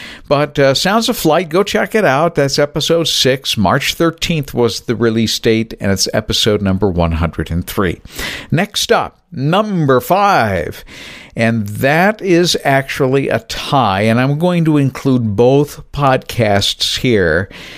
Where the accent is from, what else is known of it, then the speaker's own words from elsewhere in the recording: New Bedford, Massachusetts, United States; as I was growing up in New Bedford, Massachusetts, south of Boston.